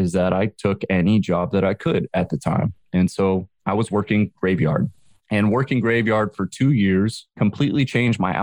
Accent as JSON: {"language": "English", "town": "San Jose", "region": "California", "country": "United States", "tie": "born or raised there", "said": "I grew up in San Jose and I used to skateboard to school"}